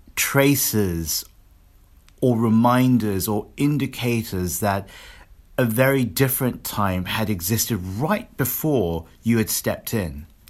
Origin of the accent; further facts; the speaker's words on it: London, United Kingdom; where I grew up in London